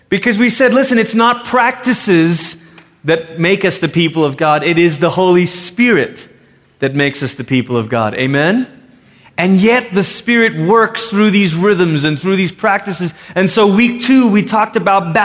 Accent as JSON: {"language": "English", "country": "Malaysia", "tie": "born or raised there", "moved": "yes", "said": "growing up in Malaysia"}